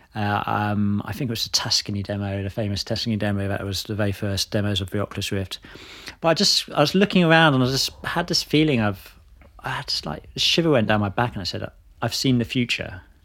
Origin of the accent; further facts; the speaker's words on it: Hertfordshire, East of England, United Kingdom; moved away as an adult; also born or lived in Bristol; now in London, United Kingdom; I grew up in Hertfordshire